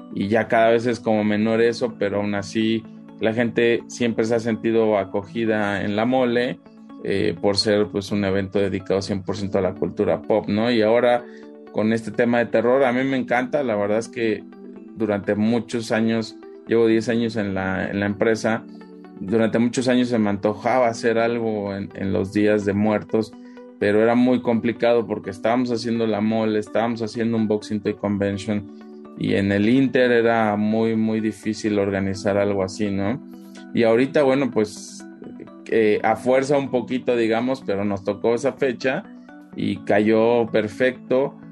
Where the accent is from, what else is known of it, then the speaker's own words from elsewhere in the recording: Mexico; como mexicanos